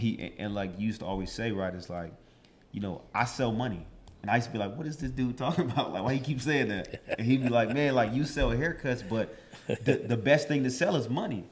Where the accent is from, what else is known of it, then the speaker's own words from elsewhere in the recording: Los Angeles, California, United States; also born or lived in Chicago, Illinois; from Chicago, born and raised in Silmar, California